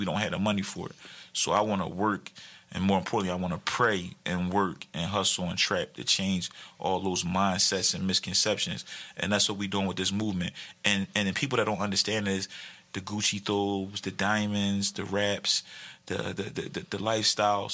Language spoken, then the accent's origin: English; Philadelphia, Pennsylvania, United States; I'm from Philly